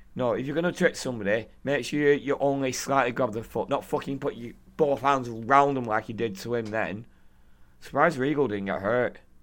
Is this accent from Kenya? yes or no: no; United Kingdom; I'm British